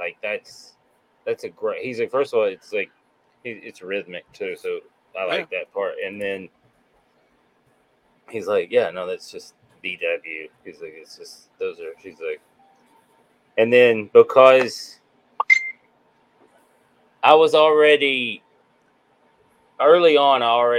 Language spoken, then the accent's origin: English; Nashville, Tennessee, United States; I grew up in Nashville